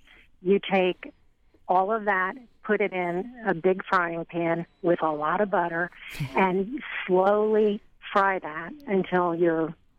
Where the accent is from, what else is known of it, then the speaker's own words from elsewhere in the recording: Shoemaker's Hill, near Reading, Pennsylvania, United States; I'm actually from Shoemaker's Hill.